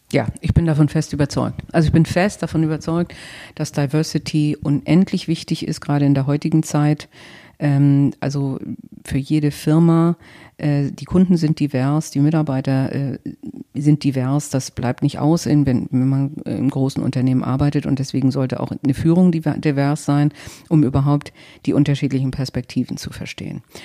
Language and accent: German; Northern Germany, Germany; also born or lived in Paris / London / the Midlands / Nigeria; als Norddeutsche